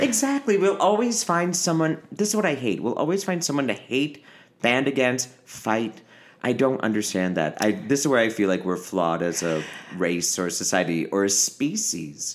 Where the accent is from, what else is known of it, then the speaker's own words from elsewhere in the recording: Naperville, Illinois, United States; moved away as an adult; also born or lived in Aurora, Illinois; now in Los Angeles, United States; growing up in Aurora and Naperville, Illinois